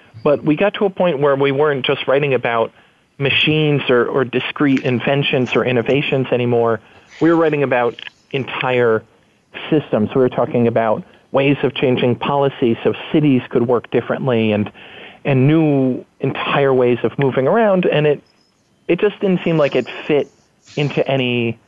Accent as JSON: {"language": "English", "region": "New York", "country": "United States", "tie": "born or raised there", "moved": "as an adult", "lives_now": "San Francisco, United States", "said": "I moved from New York, which is where I grew up, to San Francisco, which is where I live now."}